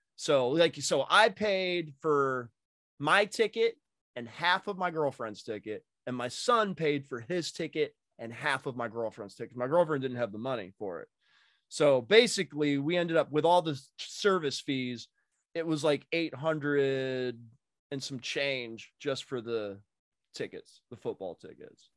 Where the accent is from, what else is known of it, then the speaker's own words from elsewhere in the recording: Massachusetts, United States; now in Indiana, United States; I grew up in Mass and we had turnpikes in Mass